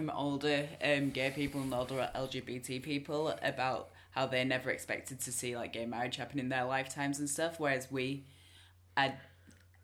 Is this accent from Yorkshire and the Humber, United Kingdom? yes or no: yes; Leeds, Yorkshire and the Humber, United Kingdom; I'm from Leeds